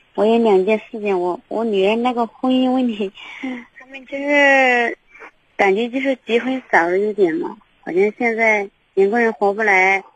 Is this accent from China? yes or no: yes; Yunnan, China; moved away; 我们是云南的